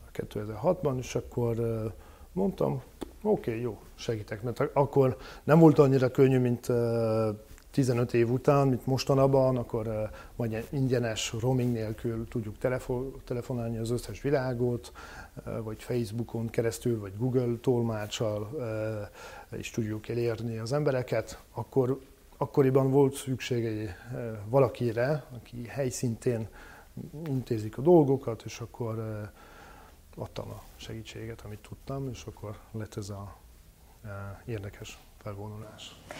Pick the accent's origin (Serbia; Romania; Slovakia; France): France; Hungarian is a second language; moved away as an adult; now in Hungary; a bevándorlás helyzet Franciaországban és Nyugat-Európában általában elég durva lett, és akkor mondjuk egy vegyes társadalomban nőttem fel